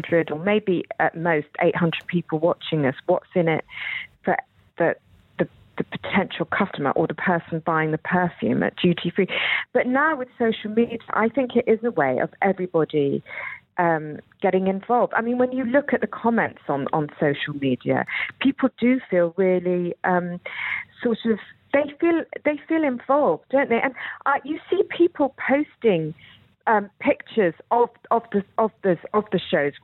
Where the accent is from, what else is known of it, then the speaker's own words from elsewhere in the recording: England, United Kingdom; accent: English; my English accent, which I've never managed to lose